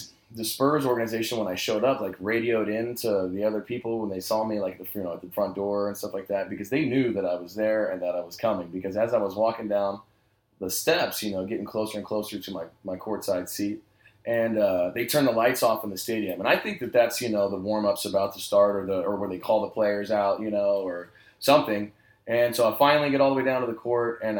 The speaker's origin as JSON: {"language": "English", "town": "San Antonio", "region": "Texas", "country": "United States", "tie": "born or raised there", "said": "growing up in San Antonio"}